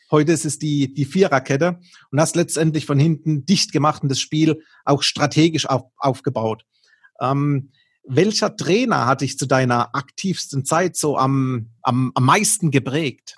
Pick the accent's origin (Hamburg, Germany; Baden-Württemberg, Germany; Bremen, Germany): Baden-Württemberg, Germany; accent: Baden dialect; unseren Dialekt, nämlich unsere badische Verbindung